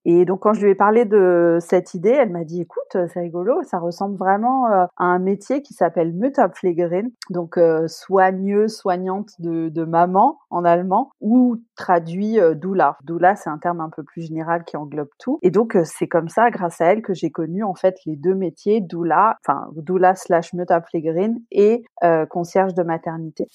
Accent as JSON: {"language": "French", "town": "La Rochelle", "region": "Nouvelle-Aquitaine", "country": "France", "also_born_or_lived": "England", "moved": "as an adult", "lives_now": "Berlin, Germany", "said": "je suis originaire de La Rochelle, j'habite à Berlin depuis 14 ans maintenant"}